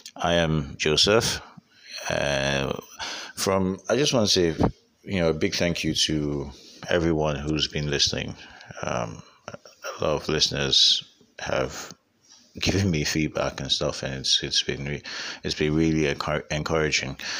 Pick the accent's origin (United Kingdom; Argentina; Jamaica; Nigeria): Nigeria; I'm Nigerian and this is where I live